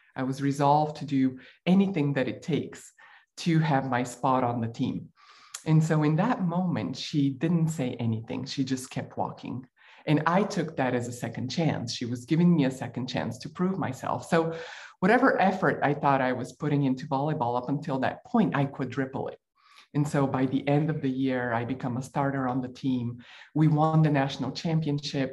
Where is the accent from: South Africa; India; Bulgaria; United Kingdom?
Bulgaria; moved away; I grew up in Bulgaria while it was still a communist country.